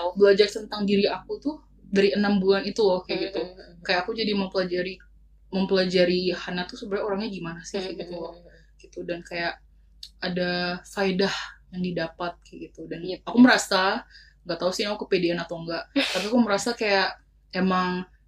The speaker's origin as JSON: {"language": "Indonesian", "town": "Yogyakarta", "region": "Special Region of Yogyakarta", "country": "Indonesia", "said": "aku kan anak Jogja. Mm-hmm. Aku kuliah di Jogja"}